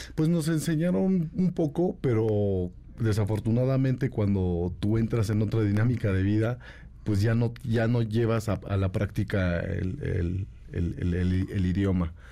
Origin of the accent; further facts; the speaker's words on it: San Cristóbal de las Casas, Chiapas, Mexico; also born or lived in San Pedro Chenalhó, Chiapas; Soy originario de San Pedro Chenaló, de los altos de, Chiapas. Eh, mis padres migraron eh, cuando éramos pequeños a San Cristóbal de las Casas